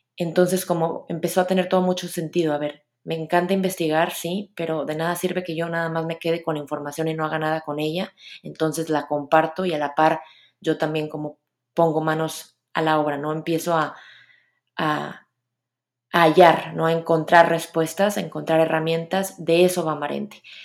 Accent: Monterrey, Nuevo León, Mexico; soy de Monterrey

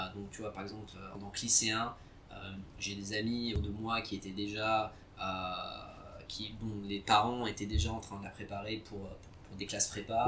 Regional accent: Vichy, Auvergne-Rhône-Alpes, France; moved away as an adult; also born or lived in Algeria / London / Qatar / Singapore; en grandissant à Vichy

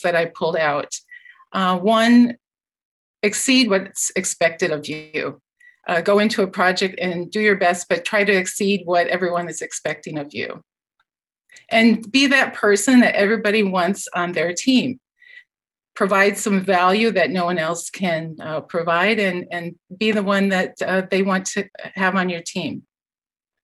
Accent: Iowa, United States; moved away as an adult; also born or lived in Minnesota / Wisconsin / California; now in Guelph, Canada; I'm a native Iowan. I went to Iowa State University. I grew up on a dairy farm

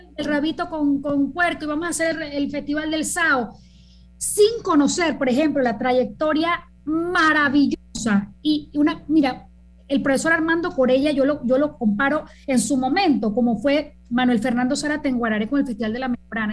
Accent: Panama; yo no soy mexicana, eh, yo soy tan panameña como tú

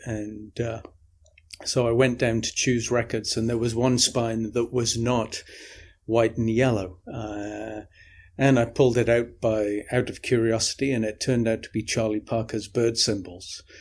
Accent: the north of England, United Kingdom; also born or lived in Midlands, England; when I moved from the Midlands, eh, in England, where I kicked off, um, up to the north of England.

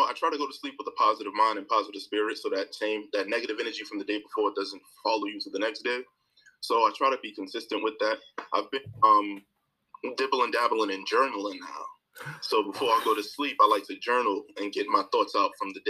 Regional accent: New York City, New York, United States; I'm from Brooklyn, New York, East New York, born, raised, and still reside.

